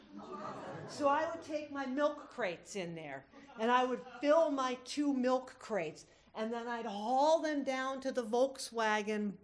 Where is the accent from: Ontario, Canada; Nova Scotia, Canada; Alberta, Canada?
Nova Scotia, Canada; Cape Breton; also born or lived in Vermont, United States; now in Homer, United States; I was born in Vermont, but in the early 70s, my folks packed up everything they owned onto a Ford F-50 pickup, headed for the border and drove all the way up to Cape Breton, Nova Scotia